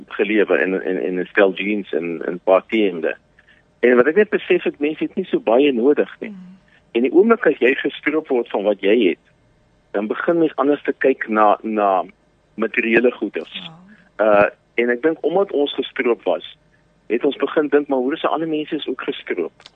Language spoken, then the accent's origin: Afrikaans; Paarl, Western Cape, South Africa; moved away as an adult; now in Vinnytsia, Ukraine; ek het in die Parel groot geword